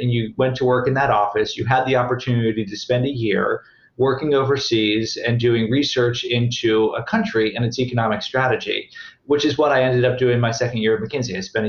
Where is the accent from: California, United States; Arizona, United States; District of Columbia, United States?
District of Columbia, United States; Washington; I grew up in the Washington, D.C. area.